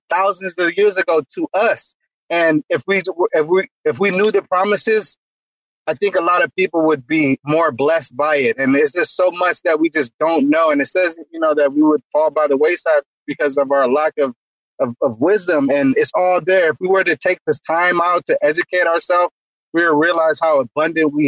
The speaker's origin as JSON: {"language": "English", "country": "Jamaica", "tie": "born or raised there", "moved": "yes", "said": "I was born in Jamaica"}